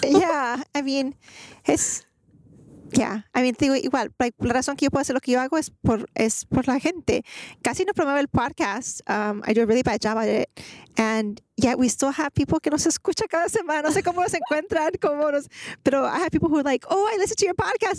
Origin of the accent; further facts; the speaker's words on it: Greenspoint, Texas, United States; I grew up in Guns Point